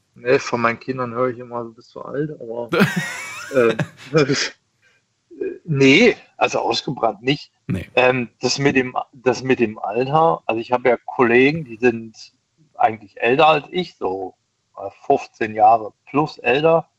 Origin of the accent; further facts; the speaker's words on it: East Germany, Germany; ich komme aus dem Ost, also gebürtig aus dem Osten